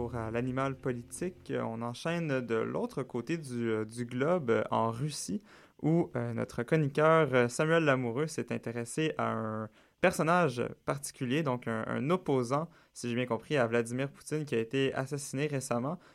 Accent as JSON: {"language": "French", "region": "Quebec", "country": "Canada", "said": "ici chez nous au Québec"}